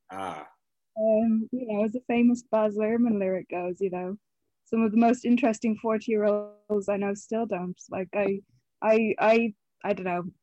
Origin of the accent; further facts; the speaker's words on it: Connacht, Ireland; I am from County Mayo. Might not sound like it anymore. Um, but yeah, no, I, I grew up in Mayo.